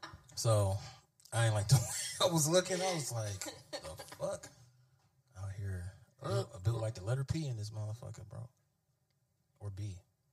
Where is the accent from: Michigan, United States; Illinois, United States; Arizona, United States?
Michigan, United States; Detroit; I'm from Detroit.